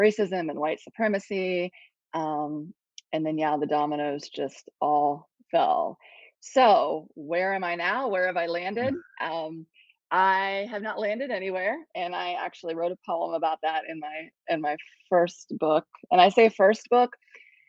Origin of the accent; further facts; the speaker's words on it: Ohio, United States; moved away as an adult; also born or lived in Columbus, Ohio / Cambodia; now in South Carolina, United States; I'm originally from Ohio, and we didn't want to go back to the cold